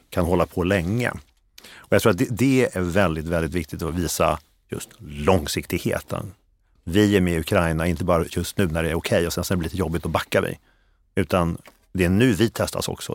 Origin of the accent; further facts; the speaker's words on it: Sweden; jag är svensk.